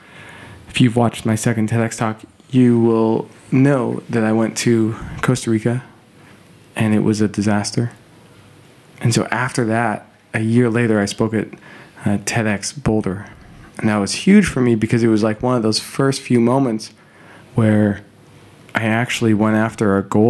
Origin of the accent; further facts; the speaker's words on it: Calgary, Alberta, Canada; moved away; I will also be in my hometown of Calgary